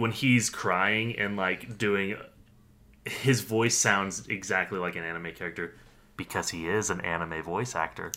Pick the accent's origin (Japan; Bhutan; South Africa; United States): United States; as an American viewer